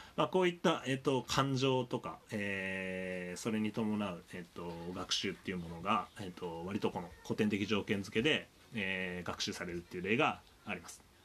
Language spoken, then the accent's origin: Japanese; Tohoku, Miyagi, Japan; moved away; 僕ちょっとあの東北の宮城県出身